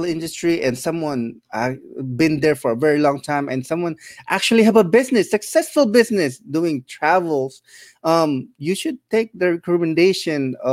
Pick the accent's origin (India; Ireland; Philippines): Philippines; now in United States; I came from the Philippines and we were poor